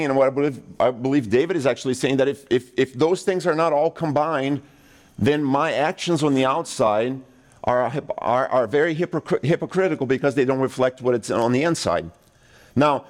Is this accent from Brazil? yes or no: yes; Brazil; moved away; I grew up in Brazil